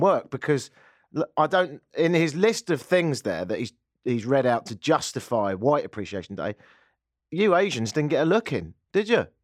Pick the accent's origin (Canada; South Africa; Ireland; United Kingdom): Canada; an English Canadian, a white guy